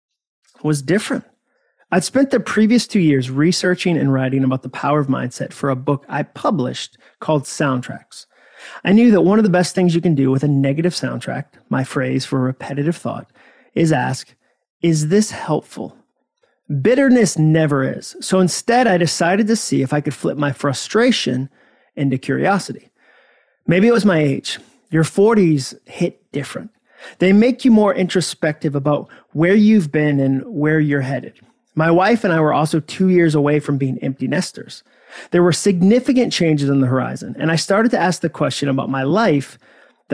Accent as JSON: {"language": "English", "town": "Hudson", "region": "Massachusetts", "country": "United States", "tie": "born or raised there", "also_born_or_lived": "Birmingham, Alabama", "moved": "as an adult", "said": "I had arrived in Alabama from my hometown of Hudson, Massachusetts"}